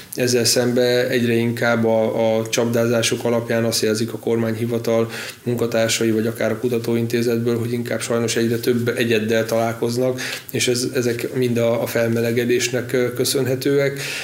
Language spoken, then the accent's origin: Hungarian; Badacsony, Veszprém County, Hungary; az első kis saját ültetvényük volt az én játszóterem, ott nőttem fel, és együtt cseperedtünk a, a birtokkal